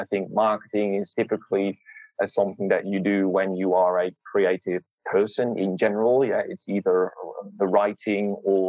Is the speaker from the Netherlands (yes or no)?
yes; Netherlands; now in Australia; So I moved from Holland, from the Netherlands, to Australia about 8 years ago.